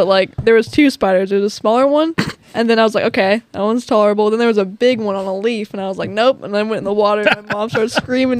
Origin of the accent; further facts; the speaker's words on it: Tucson, Arizona, United States; now in Sparta, United States; I'm originally from Tucson, Arizona, and I just moved to Sparta, Tennessee over a year ago.